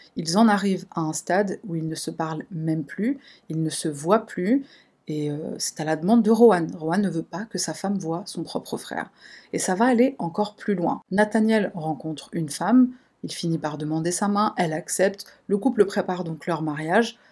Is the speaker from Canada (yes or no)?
no; France; chez nous, en France